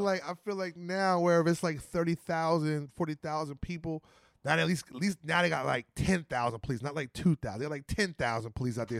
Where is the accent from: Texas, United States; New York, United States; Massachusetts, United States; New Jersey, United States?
New Jersey, United States; We come from New Jersey